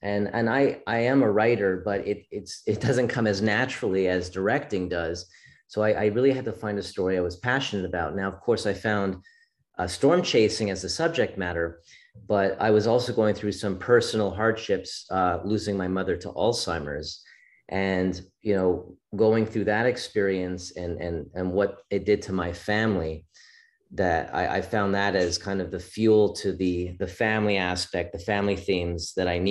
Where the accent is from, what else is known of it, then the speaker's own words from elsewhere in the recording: Montreal, Quebec, Canada; also born or lived in Florida; I'm from Montreal, Canada originally.